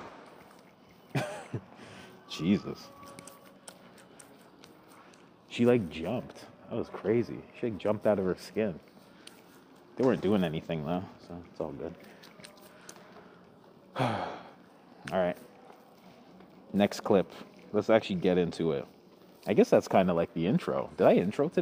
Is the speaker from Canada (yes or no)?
yes; Thornhill, Ontario, Canada; I grew up with this guy. Fuck, we're both from Thornhill